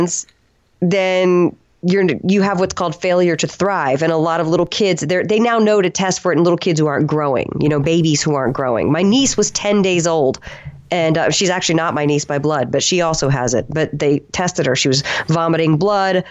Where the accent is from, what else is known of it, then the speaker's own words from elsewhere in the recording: the South, United States; I'm from the South and I'm also half Italian